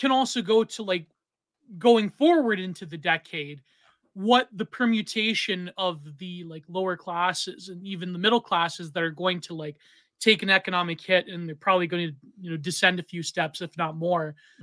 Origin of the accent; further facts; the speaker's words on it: Canada; I'm Canadian